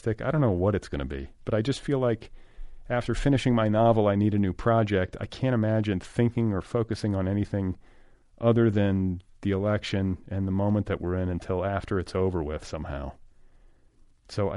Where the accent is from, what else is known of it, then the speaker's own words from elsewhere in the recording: Midwest, United States; my childhood in the Midwest